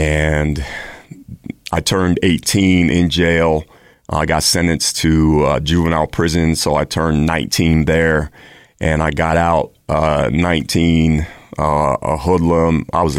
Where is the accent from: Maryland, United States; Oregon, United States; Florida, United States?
Maryland, United States; also born or lived in El Paso, Texas; I grew up, as you mentioned, I grew up in Maryland. I'm a Air Force brat. So my father, we lived in several places in the country growing up. I was adopted. I was born in Texas, El Paso, Texas.